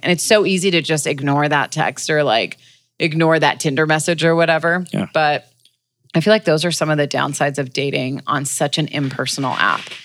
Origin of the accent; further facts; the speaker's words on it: Los Angeles, California, United States; LA natives. I'm definitely like